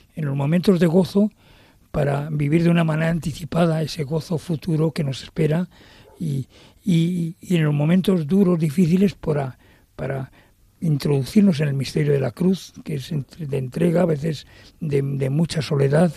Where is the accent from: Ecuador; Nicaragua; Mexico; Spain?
Spain; Madrid, Community of Madrid; el lugar donde yo nací, que nací en la Ronda de Atocha